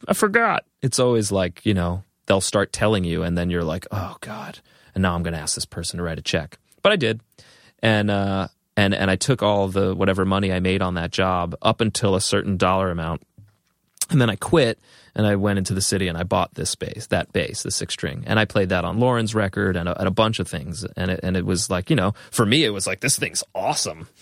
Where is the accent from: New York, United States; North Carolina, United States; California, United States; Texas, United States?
New York, United States; Long Island; also born or lived in Boston; growing up on Long Island